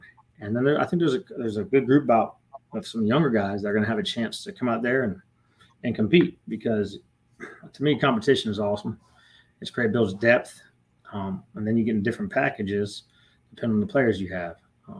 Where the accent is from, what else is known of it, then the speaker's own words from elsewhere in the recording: Merritt Island, Florida, United States; moved away as an adult; also born or lived in Tampa, Florida; now in West Point, United States; I'm from Merritt Island.